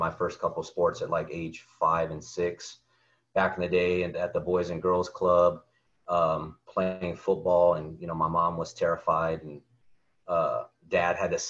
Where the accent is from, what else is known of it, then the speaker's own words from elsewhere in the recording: Texas, United States; moved away as an adult; now in California, United States; just definitely a buy-in family community feeling growing up in Texas and playing sports in general